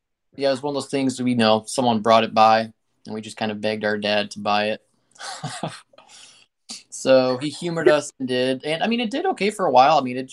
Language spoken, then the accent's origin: English; Guinea; So Mike and I had the privilege of growing up in West Africa. Our parents were missionaries in Guinea. So we went there when I was 3 years old.